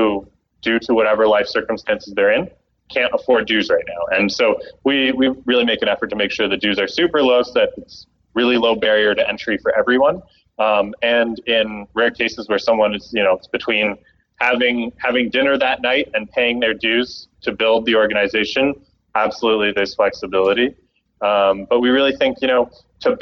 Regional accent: Canada; moved away; my home country, Canada

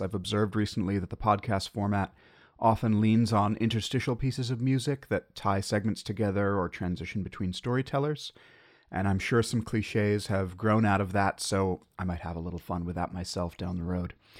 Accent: United States; as an American

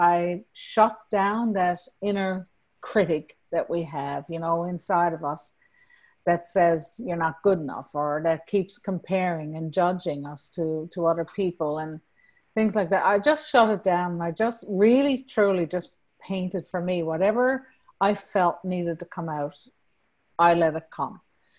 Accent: Newfoundland and Labrador, Canada; accent: Newfoundland; now in Norway; And I've lost a lot of my Newfoundland accent, to be honest.

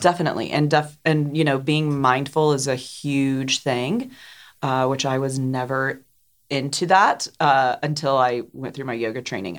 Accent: Johnson City, Tennessee, United States; moved away as an adult; also born or lived in New York City / Portland; I grew up here in Johnson City, born and raised

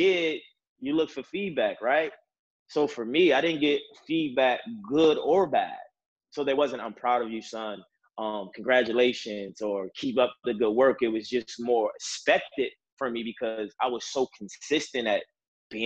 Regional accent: Baltimore, Maryland, United States; I'm from Baltimore City. Baltimore City is a very, very tough and different neighborhood. A lot of challenges growing up emotionally and mentally

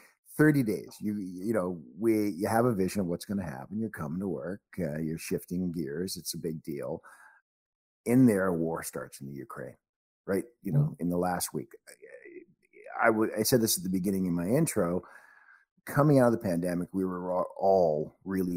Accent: Canada; also born or lived in Warrington, England; I'm a Canadian. I'm all my life. I came to Canada when I was 5.

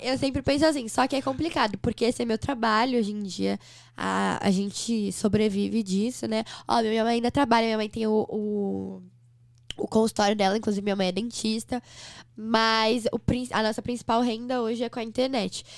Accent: São Paulo, Brazil; Em São Paulo, sou de São Paulo. Nasci aqui no, na Vila Mariana

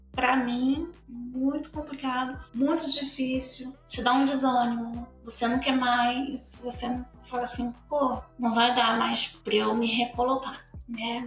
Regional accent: Bahia, Brazil; now in Rio de Janeiro, Brazil; sou baiana, vim da Bahia para cá, para o Rio de Janeiro

